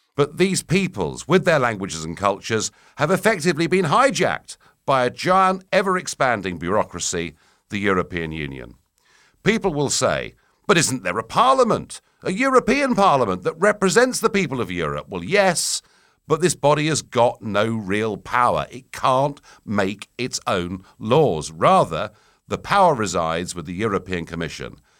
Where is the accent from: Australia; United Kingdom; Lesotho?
United Kingdom; my rights as a British citizen